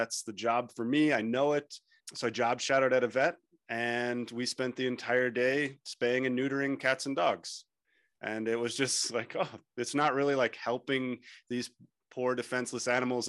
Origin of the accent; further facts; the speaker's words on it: United States; moved away as an adult; now in Mongolia; I grew up in the States where sporting culture is huge